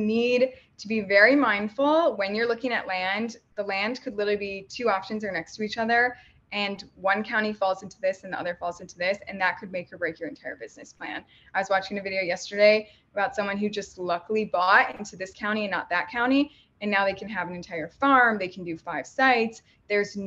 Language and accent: English; Midwest, United States; I'm from the Midwest